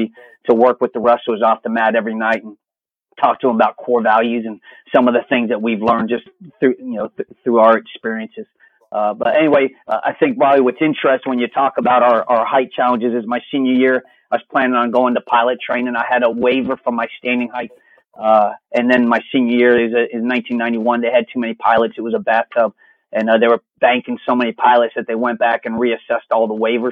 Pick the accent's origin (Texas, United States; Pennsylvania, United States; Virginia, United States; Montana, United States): Virginia, United States; I grew up in Virginia